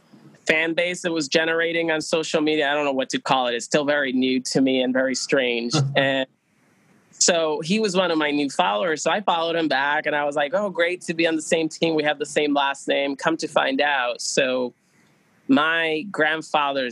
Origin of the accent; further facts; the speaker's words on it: Aguadilla, Puerto Rico; now in New Hampshire, United States; where are you from? I was like, Aguadilla